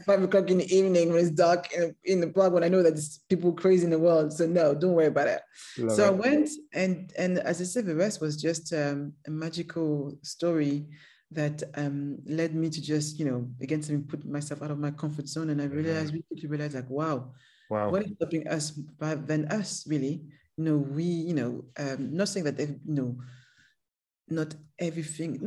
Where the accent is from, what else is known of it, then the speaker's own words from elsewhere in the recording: Paris, Île-de-France, France; English is a second language; moved away; there's a ghetto in Paris, and that's where I grew up